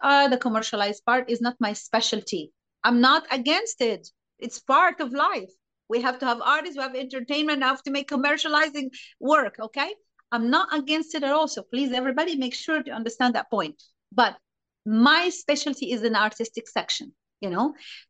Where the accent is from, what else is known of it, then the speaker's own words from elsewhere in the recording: Egypt; English is a second language; the point of that Egyptian we learn completely differently than foreigner students or artists, right? We learn different.